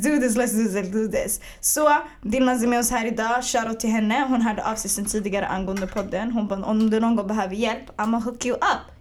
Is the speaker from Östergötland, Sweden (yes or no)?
no; Stockholm, Stockholm County, Sweden; also born or lived in Bredäng; jag är född och uppvuxen i Hagsätra tills jag var, 11-12